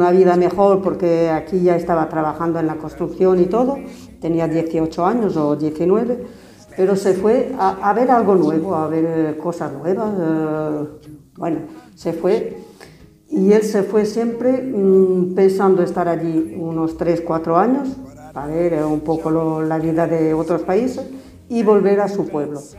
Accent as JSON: {"language": "Spanish", "country": "France", "tie": "born or raised there", "also_born_or_lived": "Galicia, Spain", "said": "Nací en Galicia de padres portugueses y cuando yo tenía cinco años mis padres emigraron a Francia. Así que para allá nos fuimos a buscar algo mejor, claro."}